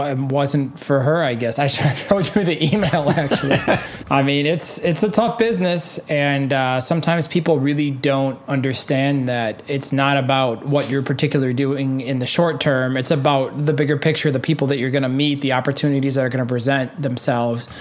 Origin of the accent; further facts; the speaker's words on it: Milwaukee, Wisconsin, United States; I'm from Milwaukee